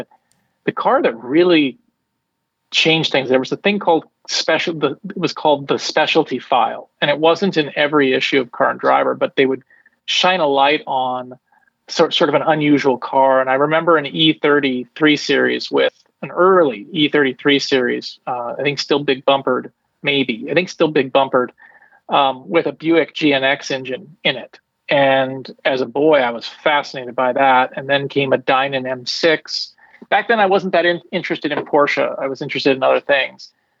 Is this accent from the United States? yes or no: yes; El Cerrito, California, United States; But I grew up in El Cerrito, which is a town that no one knows except for …. It's a bedroom community.